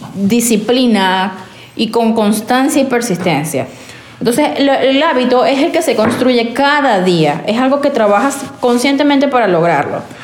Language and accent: Spanish; Venezuela; now in United States; Somos venezolanos, inmigrantes haciendo vida en Estados Unidos